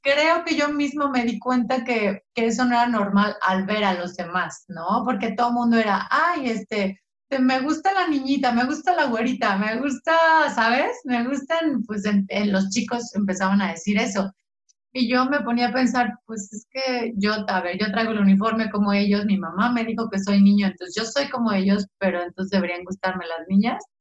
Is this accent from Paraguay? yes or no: no; San Miguel de Allende, Guanajuato, Mexico; moved away as an adult; also born or lived in Mexico City; aquí en provincia, eh, soy guanajuatense